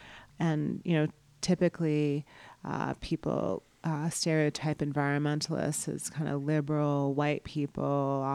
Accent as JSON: {"language": "English", "region": "East Coast", "country": "United States", "tie": "born or raised there", "also_born_or_lived": "New York City", "said": "I was born in the Bronx in New York City, and I grew up mostly in on the East Coast, New Jersey, Connecticut."}